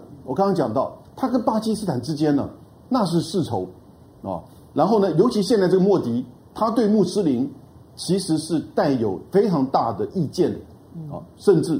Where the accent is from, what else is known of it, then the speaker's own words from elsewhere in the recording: Taiwan; 我们台湾人到印度